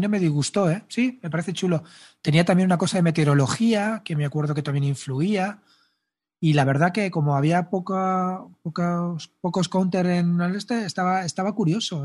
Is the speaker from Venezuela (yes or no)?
no; Spain